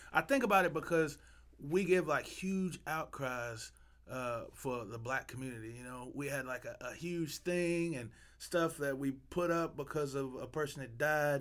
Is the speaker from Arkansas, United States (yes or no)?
yes; Arkansas, United States; I'm from Arkansas.